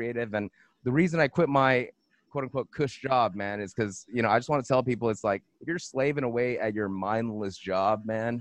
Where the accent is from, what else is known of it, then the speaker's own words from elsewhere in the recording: Monterey Park, California, United States; I'm from California. I'm from Los Angeles. I'm born, Monterey Park, San Gabriel Valley